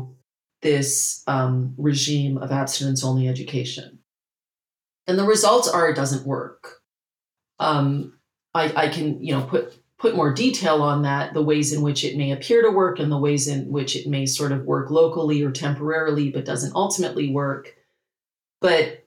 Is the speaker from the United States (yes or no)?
no; Canada; I'm Canadian